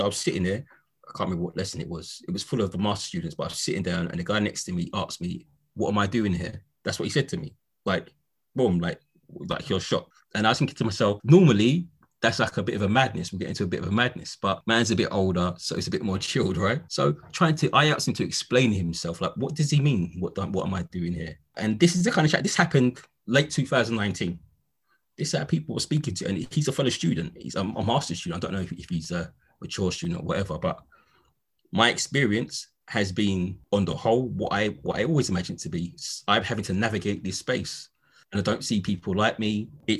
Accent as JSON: {"language": "English", "region": "London", "country": "United Kingdom", "said": "But I'm a Londoner, so I didn't really find that university vibe, you get me?"}